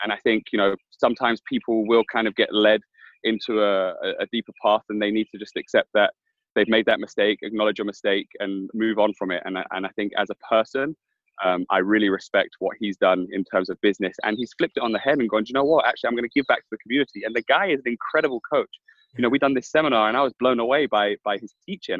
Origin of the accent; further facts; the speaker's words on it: London, United Kingdom; I grew up in Hackney